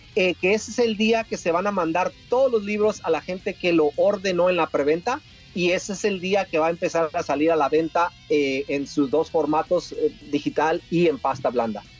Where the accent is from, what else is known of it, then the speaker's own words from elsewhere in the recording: Tijuana, Baja California, Mexico; moved away; yo soy de Tijuana y Tijuana lo llevo en mi corazón